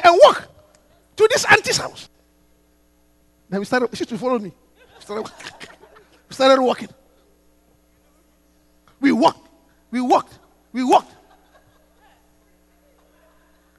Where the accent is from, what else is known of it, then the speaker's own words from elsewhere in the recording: Takoradi, Western Region, Ghana; I grew up in Takoradi in the coast.